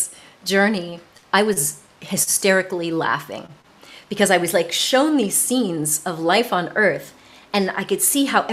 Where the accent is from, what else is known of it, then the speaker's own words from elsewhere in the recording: United States; moved away as an adult; also born or lived in south of France; now in France; I'm an American